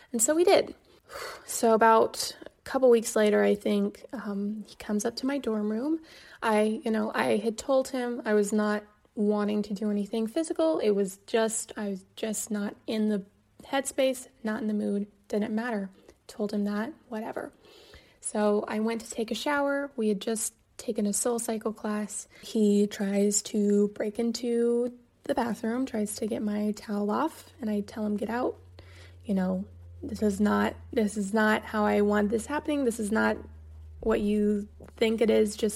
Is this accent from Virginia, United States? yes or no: no; Kansas, United States; moved away as an adult; also born or lived in New York; I was from Kansas